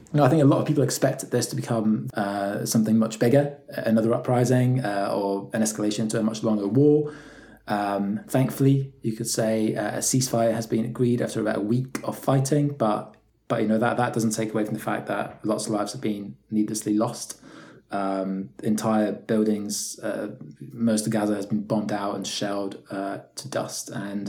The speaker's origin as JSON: {"language": "English", "region": "Scotland", "country": "United Kingdom", "tie": "born or raised there", "also_born_or_lived": "Poland / England", "said": "I was born in Poland and moved to Scotland when I was 9, and then lived in England for a bit as well, just moving from London to Scotland, so now in the process."}